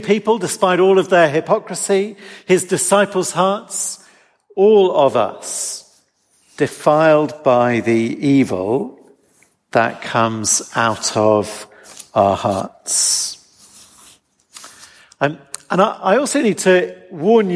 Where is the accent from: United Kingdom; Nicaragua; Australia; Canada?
United Kingdom; England; as an English person